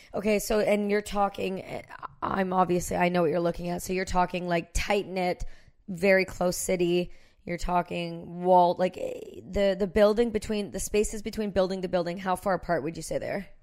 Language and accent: English; Canada; I'm Canadian